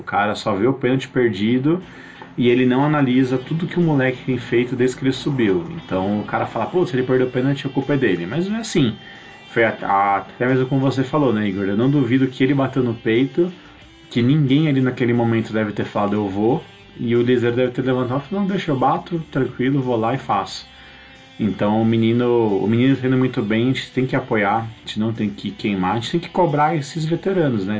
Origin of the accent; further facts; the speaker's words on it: Brazil; somos nós brasileiros